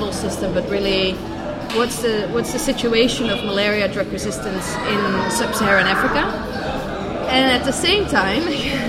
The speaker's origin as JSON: {"language": "English", "country": "Netherlands", "also_born_or_lived": "Edinburgh, Scotland / Kenya / Penn State, Pennsylvania", "moved": "as an adult", "lives_now": "Barcelona, Spain", "said": "I'm from the Netherlands and I did my master's in the Netherlands"}